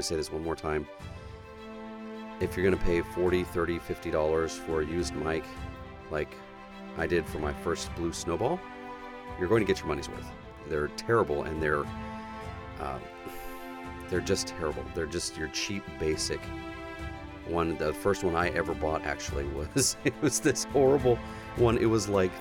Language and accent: English; United States; accent: American; also born or lived in Oklahoma; my American accent